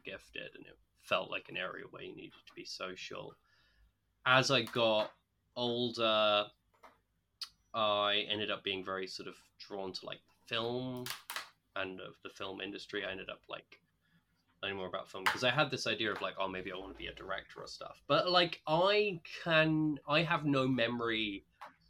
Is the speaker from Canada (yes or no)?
no; Essex, East of England, United Kingdom; moved away as an adult; also born or lived in Chester / Grantham, Lincolnshire; now in London, United Kingdom; I grew up in Essex.